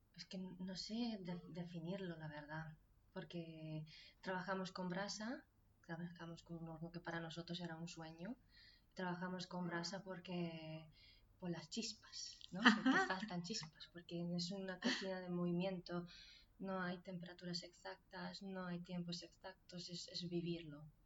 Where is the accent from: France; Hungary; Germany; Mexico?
Hungary; Nyíregyháza, Szabolcs-Szatmár-Bereg; Spanish is a second language; now in Cubillas, Spain; En Nirechaza, en Hungría. Un pueblo pequeño.